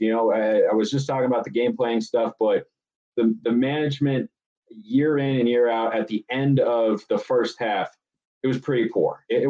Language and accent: English; Oregon, United States; the state of Oregon, my home state, I love it